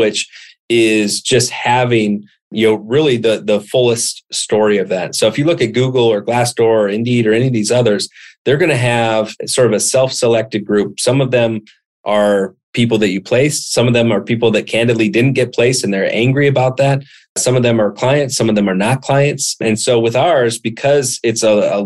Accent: Montana, United States; I grew up in Montana

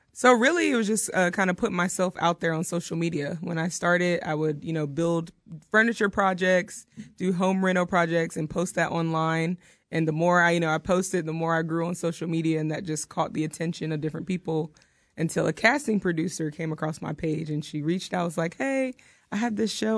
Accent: Outer Banks, North Carolina, United States; moved away as an adult; also born or lived in Elizabeth City, North Carolina; now in Oklahoma, United States; I'm from North Carolina, the Outer Banks area.

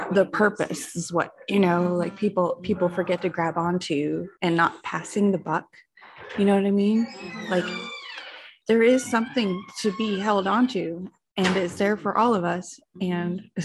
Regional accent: Chapin, South Carolina, United States; also born or lived in Lexington; Hey, everybody. I'm, I'm … I am from Chapin and Lexington at the same time.

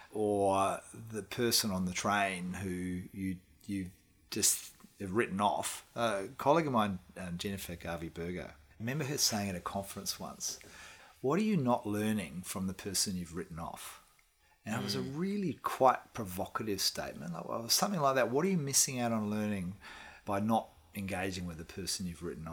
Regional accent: Australia; moved away as an adult; also born or lived in Perth; now in New Zealand; as an Australian moving to New Zealand

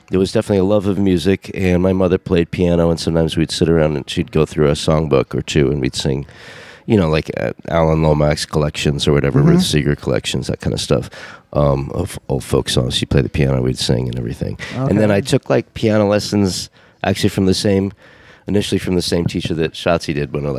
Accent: Ithaca, New York, United States; moved away as an adult; also born or lived in New Mexico / Baton Rouge, Louisiana / Cambridge, Massachusetts; now in New Orleans, United States; I was born and mostly raised in Ithaca, New York

